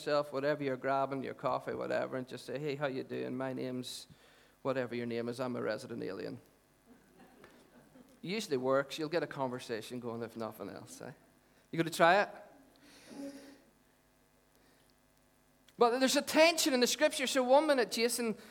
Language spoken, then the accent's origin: English; Dungannon, Northern Ireland, United Kingdom; I'm from Dungannon.